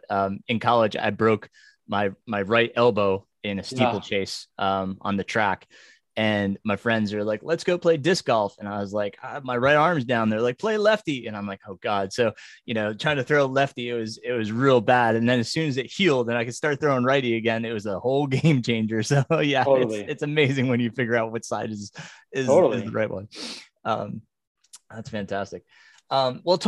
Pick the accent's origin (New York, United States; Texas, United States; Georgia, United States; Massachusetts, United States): New York, United States; I grew up a Yankees fan cause I grew up in New York